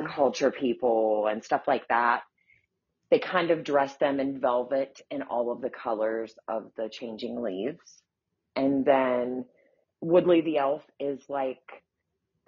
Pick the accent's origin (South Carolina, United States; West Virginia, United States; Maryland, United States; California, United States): West Virginia, United States; Elkins; we have the change of seasons here, of course, in West Virginia